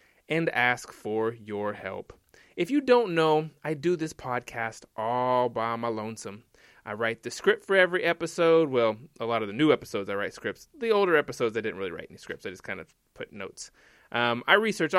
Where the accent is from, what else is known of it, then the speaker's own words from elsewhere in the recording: Tulsa, Oklahoma, United States; here in my hometown of Tulsa, Oklahoma